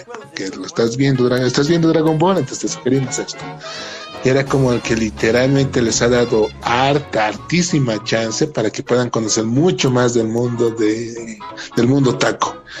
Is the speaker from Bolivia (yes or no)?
yes; Bolivia; Bolivia, nuestro país